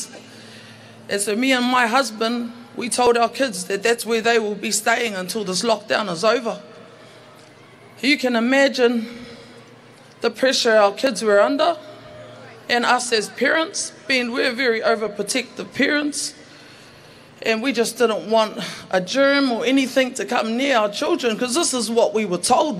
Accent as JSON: {"language": "English", "region": "Auckland", "country": "New Zealand", "tie": "born or raised there", "also_born_or_lived": "Manurewa", "said": "I was born and bred in Mangere and currently live in Manurewa"}